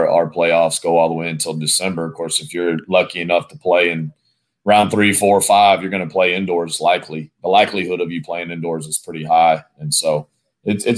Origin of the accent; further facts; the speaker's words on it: West Texas, United States; also born or lived in Indiana; the plains of West Texas, where I originally grew up